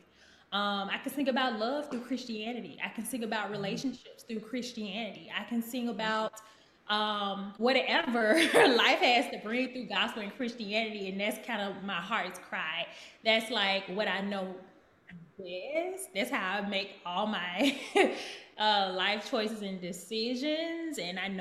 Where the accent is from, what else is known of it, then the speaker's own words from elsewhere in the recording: Birmingham, Alabama, United States; moved away as an adult; also born or lived in Houston, Texas; now in Nashville, United States; I grew up in the Baptist church in the South in Birmingham